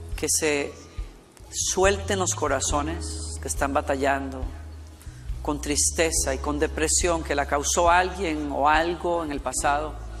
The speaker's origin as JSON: {"language": "Spanish", "country": "Costa Rica", "tie": "born or raised there", "moved": "yes", "said": "de Costa Rica, donde estuvimos en mi país natal. Y llevé a mi hija por primera vez al pueblo donde yo crecí"}